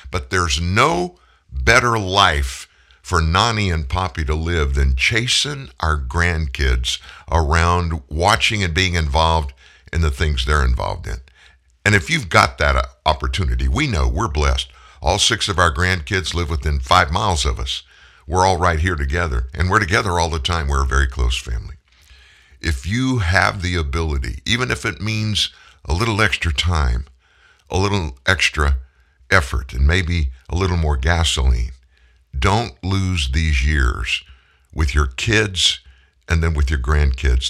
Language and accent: English; South Louisiana, United States; also born or lived in Houston, Texas / Shreveport, Louisiana / Indianapolis, Indiana; I'm a lifer in Louisiana. I was born in Houston, but at four, my family moved to South Louisiana, been in Louisiana ever since